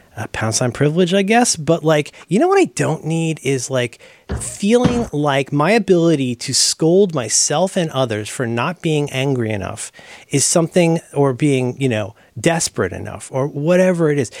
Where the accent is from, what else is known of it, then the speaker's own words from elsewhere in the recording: Ohio, United States; growing up in Ohio